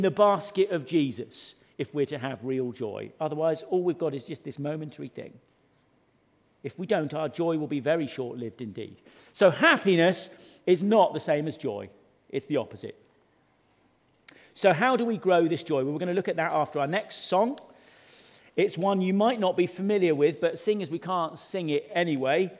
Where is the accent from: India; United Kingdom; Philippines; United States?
United Kingdom; Suffolk, East of England; when I was growing up in Suffolk